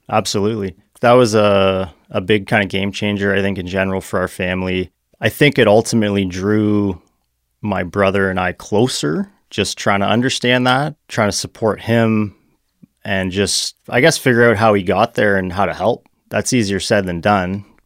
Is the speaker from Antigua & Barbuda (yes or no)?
no; Burlington, Ontario, Canada; also born or lived in Hamilton / Mississauga; I grew up in Burlington, Ontario.